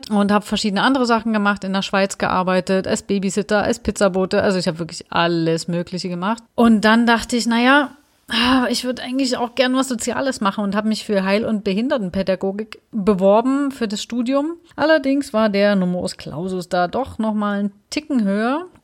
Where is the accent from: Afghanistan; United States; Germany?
Germany; Dresden, Saxony; eigentlich für mich fest, ich gehe wieder zurück nach Dresden, weil ich erstmal wieder so ein bisschen in meine Heimat wollte